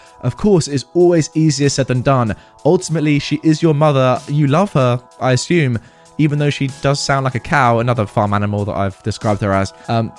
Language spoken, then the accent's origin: English; Germany; English is a second language; If you haven't guessed by now, I am from Germany and my mum lived in the GDR.